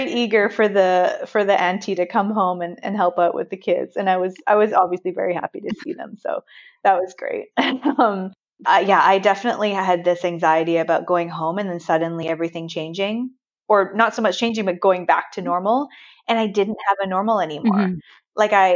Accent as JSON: {"language": "English", "town": "Vancouver", "region": "British Columbia", "country": "Canada", "tie": "born or raised there", "moved": "as an adult", "said": "I was born and raised in Vancouver."}